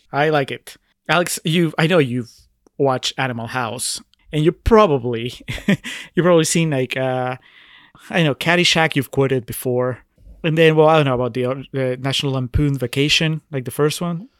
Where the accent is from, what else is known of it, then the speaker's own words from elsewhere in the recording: Peru; I'm from Peru